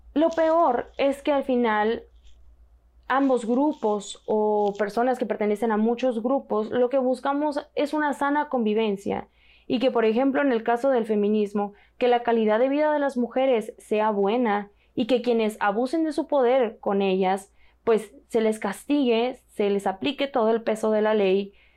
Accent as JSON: {"language": "Spanish", "country": "Mexico", "said": "como mexicana"}